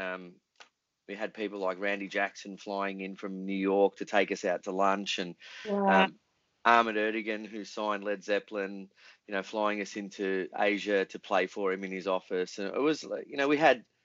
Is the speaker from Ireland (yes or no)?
no; Melbourne, Victoria, Australia; we were an Australian band, we're from Melbourne